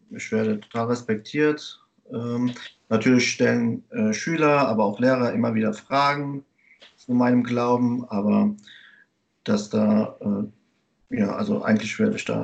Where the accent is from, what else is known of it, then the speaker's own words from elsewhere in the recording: Germany; Ich lebe in Bulley an der Mosel. Ähm, ich bin in Deutschland geboren und aufgewachsen, ähm, bin verheiratet und habe eine Tochter.